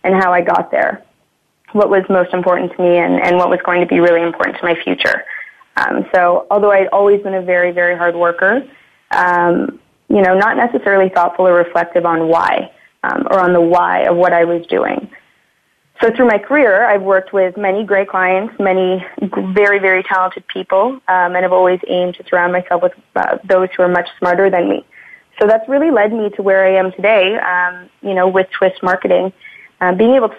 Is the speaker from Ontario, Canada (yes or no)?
yes; Burlington, Ontario, Canada; I was born and raised in Burlington, Ontario, so just outside of Toronto here